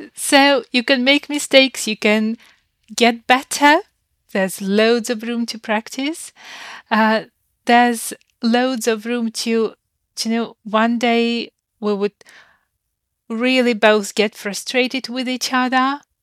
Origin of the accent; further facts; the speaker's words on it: Ukraine; moved away; I grew up in Ukraine